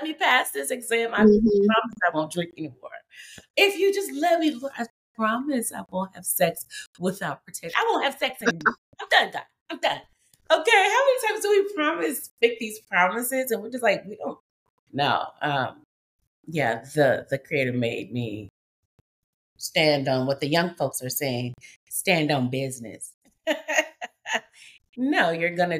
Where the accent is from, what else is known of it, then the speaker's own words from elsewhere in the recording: Memphis, Tennessee, United States; I'm a woman from the South, and we talk in the deep South. I'm from Memphis, Tennessee